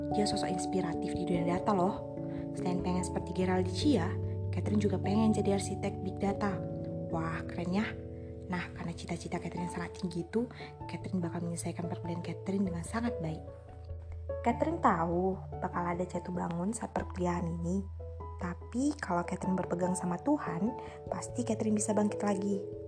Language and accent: Indonesian; Sidikalang, North Sumatra, Indonesia; Asal saya dari Sumatera Utara, tepatnya di kota Sirikalang